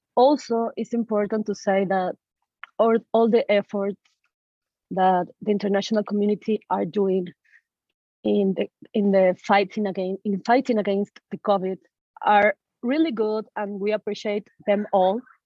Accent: Caracas, Capital District, Venezuela; moved away as an adult; now in Illinois, United States; I am born and raised in Caracas, Venezuela.

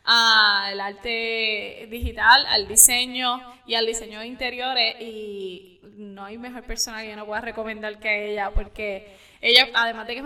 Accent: Camuy, Puerto Rico; yo soy de Camuy, casi quebradilla

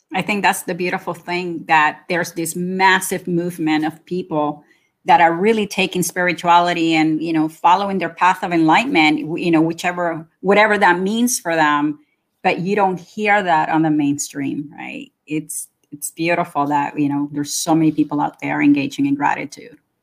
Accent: Nicaragua; also born or lived in Florida; now in Canada; I am originally from Nicaragua. And I've been living in Canada for almost 40 years now.

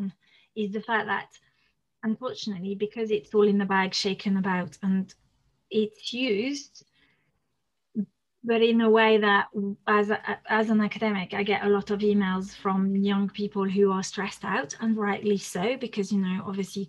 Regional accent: France; first language French; English is a second language; moved away; I'm French

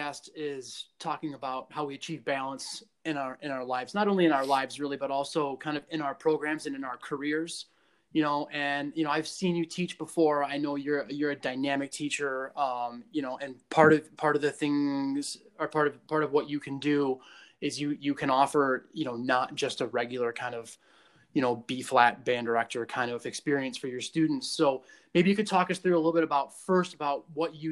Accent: East Lansing, Michigan, United States; I grew up in East Lansing

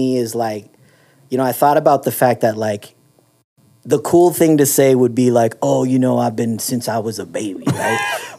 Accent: Bay Area, California, United States; I grew up in the Bay Area in California

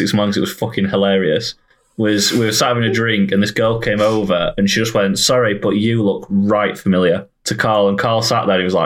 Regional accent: United Kingdom; We are British.

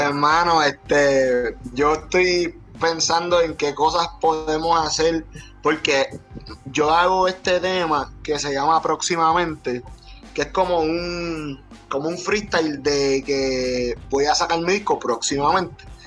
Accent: Puerto Rico; nuestro país

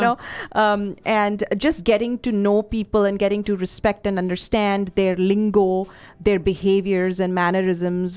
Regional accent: Chandigarh, India; moved away as an adult; also born or lived in Patiala, Punjab / Delhi; I grew up in Chandigarh

